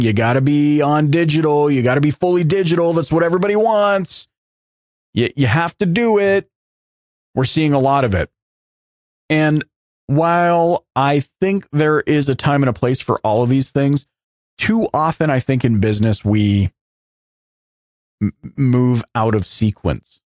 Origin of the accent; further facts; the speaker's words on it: Canada; as a Canadian